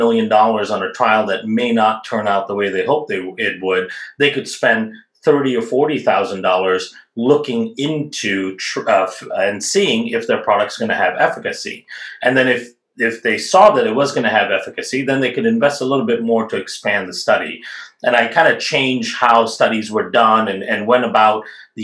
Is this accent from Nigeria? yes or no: no; India; moved away; I grew up in India